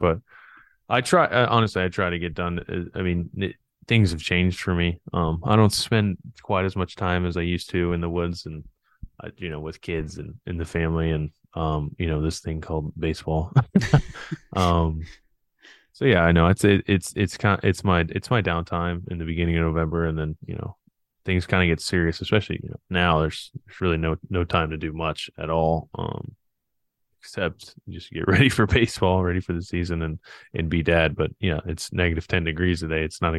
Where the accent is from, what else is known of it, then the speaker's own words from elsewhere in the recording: Raleigh, North Carolina, United States; also born or lived in Miami; now in Indiana, United States; I was born in Miami, but I'm not a Miami native. I grew up, like you said, I grew up in Raleigh, North Carolina. I played high school baseball in outside of Raleigh. So I would say, if anything, I was a Raleigh native, but now I live in Indiana.